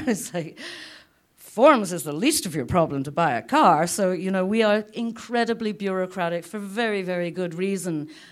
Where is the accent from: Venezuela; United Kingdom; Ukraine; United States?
United Kingdom; now in Lethbridge, Canada; As a Brit